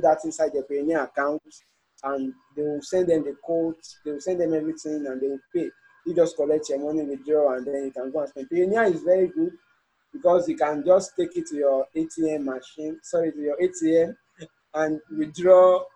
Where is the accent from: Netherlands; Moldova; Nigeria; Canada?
Nigeria; as a Nigerian